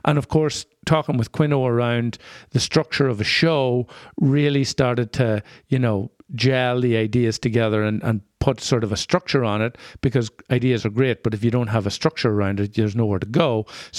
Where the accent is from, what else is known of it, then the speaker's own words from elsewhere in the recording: Ireland; now in Minneapolis, United States; being Irish in the Twin Cities is still a little bit of a novelty, and there is a line there that can be crossed, or you can hover close to with an accent that you probably couldn't somewhere else